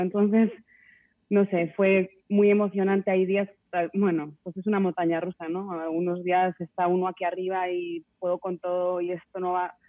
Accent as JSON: {"language": "Spanish", "country": "Spain", "moved": "yes", "lives_now": "Mexico", "said": "Yo, yo soy de España, mi familia está allí"}